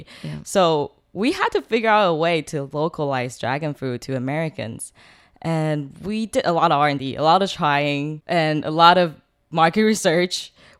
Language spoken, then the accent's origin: English; Taiwan; also born or lived in South Carolina / California; I was born in South Carolina, but when I went back from Taiwan to study and work, I was in California.